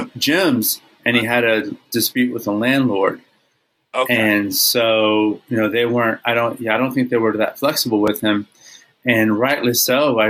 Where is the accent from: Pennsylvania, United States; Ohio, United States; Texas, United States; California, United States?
Texas, United States; it definitely belongs behind me somewhere over there because I'm Texan first.